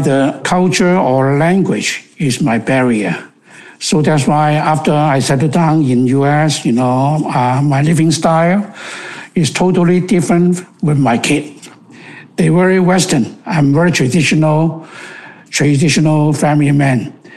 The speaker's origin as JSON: {"language": "English", "country": "Hong Kong", "second_language": "English", "moved": "as an adult", "lives_now": "Seattle, United States", "said": "We came from Hong Kong. When I was 35 years old"}